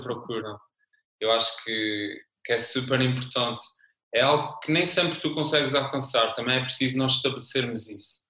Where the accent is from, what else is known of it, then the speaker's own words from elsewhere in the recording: São Miguel, Azores, Portugal; accent: Azorean (São Miguel); now in Lisbon, Portugal; de São Miguel. É um sotaque muito peculiar da minha ilha